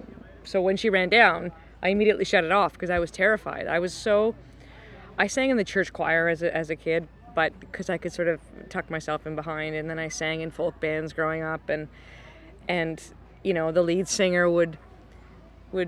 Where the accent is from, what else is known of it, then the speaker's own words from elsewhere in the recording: Cape Breton, Nova Scotia, Canada; now in Toronto, Canada; I grew up in Cape Breton, and I straight up listened to traditional Scottish and Irish fiddle until I was about 17.